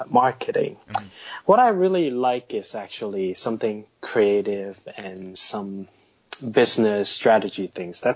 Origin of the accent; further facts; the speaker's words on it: Hong Kong; also born or lived in Canada / United States; now in Shanghai, China; I'm based in Shanghai, by the way, and I was born in Hong Kong. Spent a good 10 years of my life in North America, 2 years in Canada and 8 years in the US